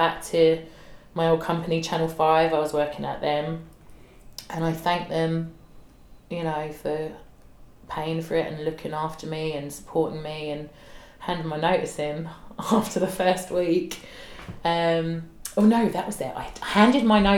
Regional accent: London, United Kingdom; I'm a girl from South East London. I talk the way I talk

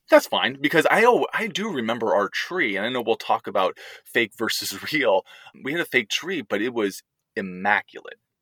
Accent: outside San Francisco, California, United States; moved away as an adult; also born or lived in Texas; now in Pittsburgh, United States; where we grew up outside San Francisco

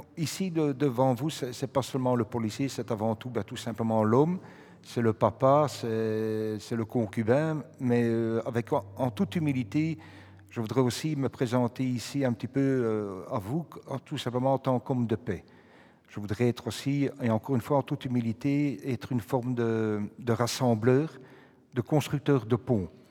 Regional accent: Brussels, Brussels-Capital Region, Belgium; quand j'étais à l'école à Saint-Gilles, au collège Saint-Gilles

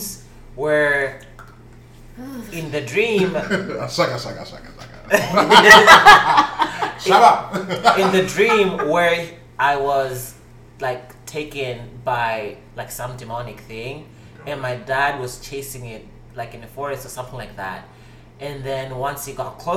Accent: South Africa; I was born in South Africa

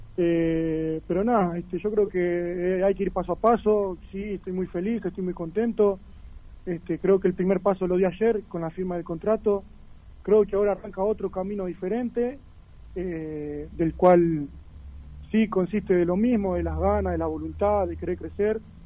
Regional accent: Paysandú, Uruguay; moved away as an adult; now in Buenos Aires, Argentina; arranqué desde muy chico en un club de barrio allá en mi ciudad, en Paysandú, de Uruguay.

